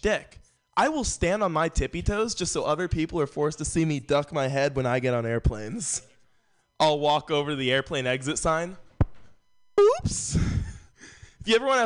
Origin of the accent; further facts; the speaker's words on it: San Francisco, California, United States; Growing up in San Francisco